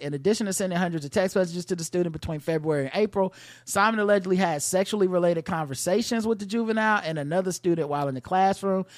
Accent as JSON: {"language": "English", "country": "United States", "said": "being American"}